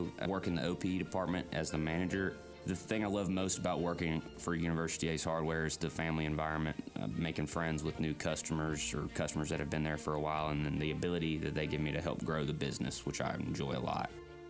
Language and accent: English; Huntsville, Alabama, United States; now in Auburn, United States; I moved to Auburn almost 8 years ago, born and raised in Huntsville, Alabama. That's where all my family's still at.